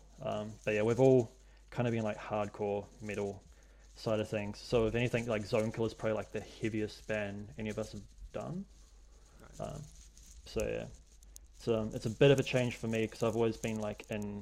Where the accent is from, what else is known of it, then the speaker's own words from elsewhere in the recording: Hamilton, Waikato, New Zealand; moved away as an adult; now in Wellington, New Zealand; I grew up in Hamilton